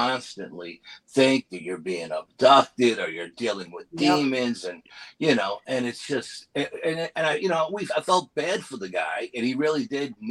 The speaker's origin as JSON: {"language": "English", "region": "New York", "country": "United States", "said": "I'm from New York"}